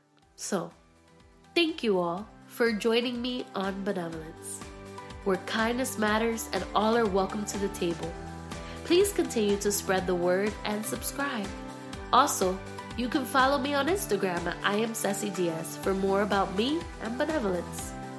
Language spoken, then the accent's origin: English; Philadelphia, Pennsylvania, United States; also born or lived in Miami; now in Orlando, United States; We started off in Philadelphia. I am from Philadelphia, Pennsylvania. And then we transitioned to Miami, Florida for ministry. And then we finally, like, hit it off in Orlando, Florida.